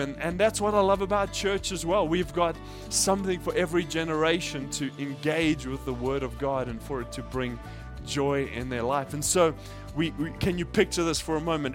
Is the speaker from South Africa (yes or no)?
yes; South Africa; now in Japan; I grew up in South Africa